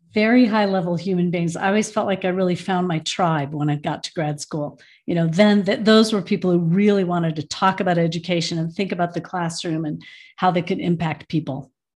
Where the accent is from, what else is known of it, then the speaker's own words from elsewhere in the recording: Michigan, United States; now in Boulder, United States; I was born in Michigan